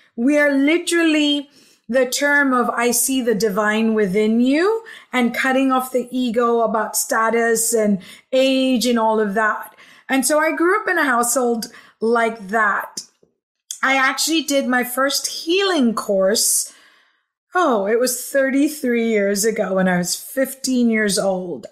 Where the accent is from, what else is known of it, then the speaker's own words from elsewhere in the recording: Hong Kong; also born or lived in Philippines / Los Angeles / New York / Santa Barbara; now in Edinburg, Texas, United States; originally, I was born in the Philippines, raised in Hong Kong, lived in LA, New York, uh, Santa Barbara, San Francisco, Dubai, and been in Texas for now six years.